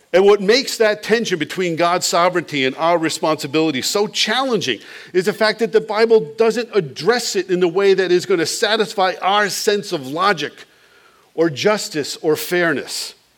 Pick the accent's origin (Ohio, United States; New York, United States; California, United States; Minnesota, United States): New York, United States; Long Island; the house where I grew up on Long Island